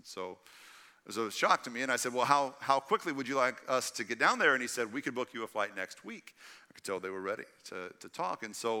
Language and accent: English; Texas, United States; And I knew the 713 area code because I grew up in East Texas. I knew it was Houston.